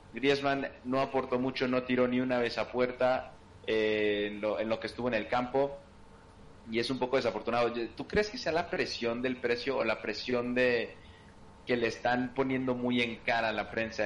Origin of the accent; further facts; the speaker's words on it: Mexico; yo siendo mexicano